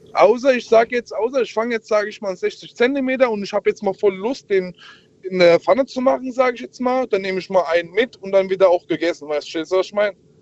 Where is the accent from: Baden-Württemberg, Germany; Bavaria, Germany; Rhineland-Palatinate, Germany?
Rhineland-Palatinate, Germany; Worms; ich komme aus Worms.